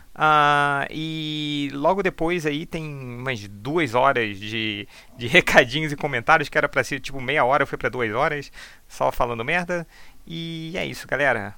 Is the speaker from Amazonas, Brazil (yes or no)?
no; Osasco, São Paulo, Brazil; sou de Osasco